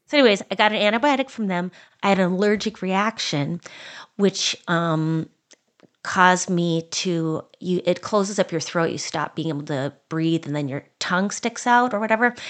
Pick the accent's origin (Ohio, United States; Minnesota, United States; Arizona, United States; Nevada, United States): Minnesota, United States; As a Minnesotan